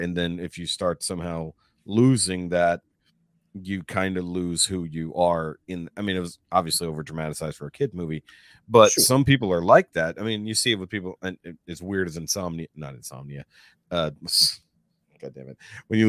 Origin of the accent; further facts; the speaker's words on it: Houston, Texas, United States; If I had stayed where I grew up in Houston, I would not be the person I am now because of where we moved to now.